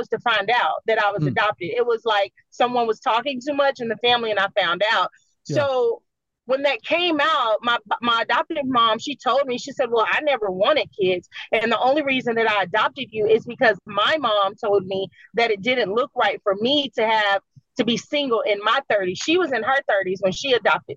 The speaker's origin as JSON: {"language": "English", "town": "Jersey City", "region": "New Jersey", "country": "United States", "tie": "born or raised there", "said": "I was born in Jersey City in the mid to late 80s."}